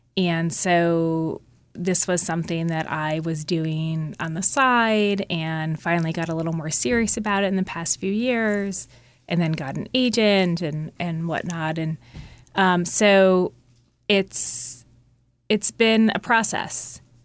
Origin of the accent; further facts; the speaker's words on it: Mendham, New Jersey, United States; my hometown, Mendham, New Jersey.